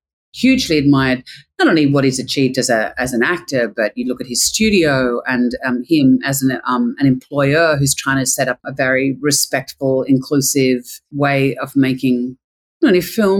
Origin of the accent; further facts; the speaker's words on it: Australia; being Australian, you know, I come from a very non-hierarchical way of filmmaking